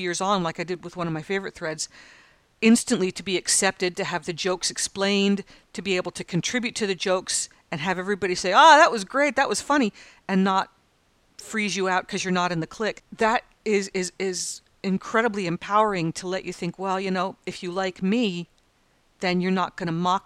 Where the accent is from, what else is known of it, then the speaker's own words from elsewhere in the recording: United States; moved away as an adult; now in Australia; as an American